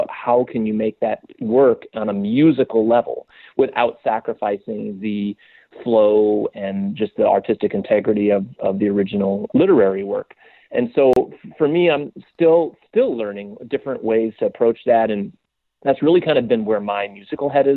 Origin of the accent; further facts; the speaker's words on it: West Coast, United States; now in New York, United States; I'm not a New Yorker. I grew up in very kind of very white bread, like sheltered suburban West Coast suburb